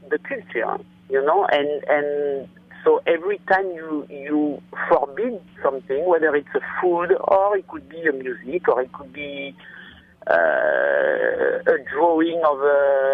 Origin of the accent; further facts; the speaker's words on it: France; moved away; I was born in France and I'm French